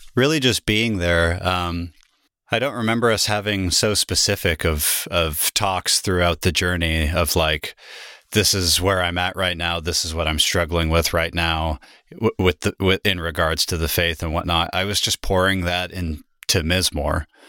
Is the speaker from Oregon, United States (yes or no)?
yes; Salem, Oregon, United States; also born or lived in Germany; now in Portland, United States; I came back to my hometown where I was living before I left, in Salem